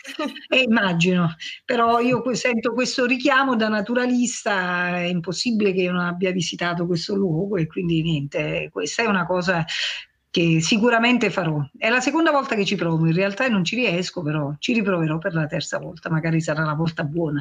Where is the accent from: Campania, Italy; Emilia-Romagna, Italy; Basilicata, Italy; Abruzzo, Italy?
Campania, Italy; Cilento coast; Sulla costa siamo più abituati